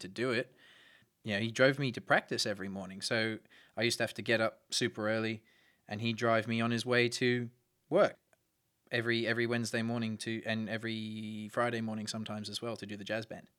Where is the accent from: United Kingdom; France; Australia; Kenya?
Australia; Brisbane, Queensland; I was born in Brisbane